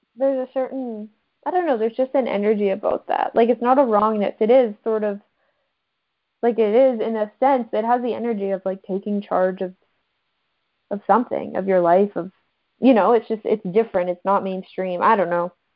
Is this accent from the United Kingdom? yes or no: no; Canada; I'm a rural farm girl from Canada